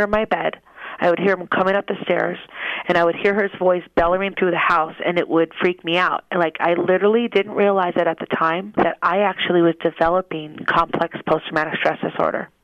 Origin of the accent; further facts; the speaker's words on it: Minnesota, United States; moved away as an adult; now in Las Vegas, United States; I am originally from Minnesota, and I live in Las Vegas now.